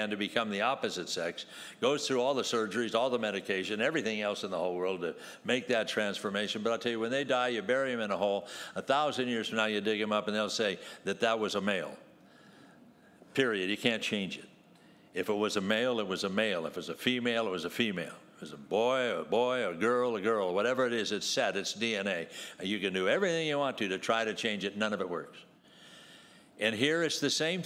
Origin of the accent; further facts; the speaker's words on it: San Gabriel, California, United States; I grew up in San Gabriel, not all that far, from all Southern California here